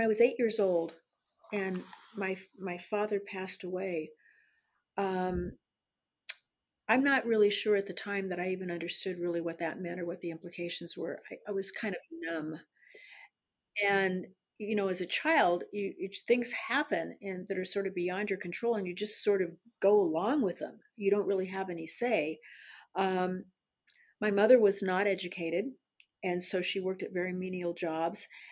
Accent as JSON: {"language": "English", "town": "San Diego", "region": "California", "country": "United States", "tie": "born or raised there", "said": "I was born in San Diego, California, and I was born at Mercy Hospital"}